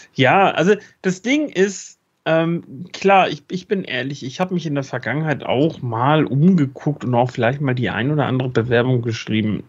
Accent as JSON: {"language": "German", "region": "Schleswig-Holstein", "country": "Germany", "said": "bei uns in Schleswig-Holstein"}